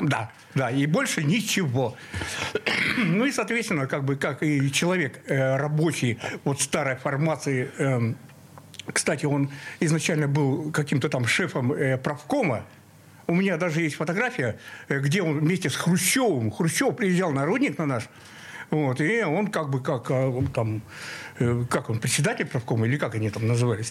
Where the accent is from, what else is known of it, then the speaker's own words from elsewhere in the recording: Zapolyarny, Murmansk Oblast, Russia; moved away as an adult; also born or lived in Cherepovets / Saint Petersburg; Я родился в Череповце, но сразу переехал, эм, под Мурманск, город Заполярный такой